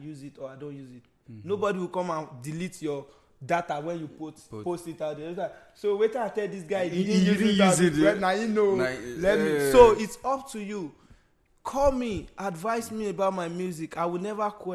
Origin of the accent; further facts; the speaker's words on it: Nigeria; now in United States; we are Nigerian, we live in America